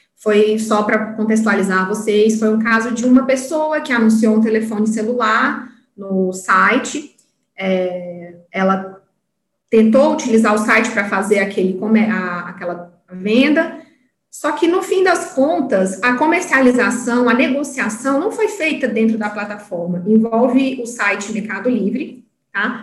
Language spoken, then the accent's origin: Portuguese; Piauí, Brazil; now in Brasília, Brazil; sou piauiense, não nego minhas origens, mas já estou aqui em Brasília já tem 13 anos.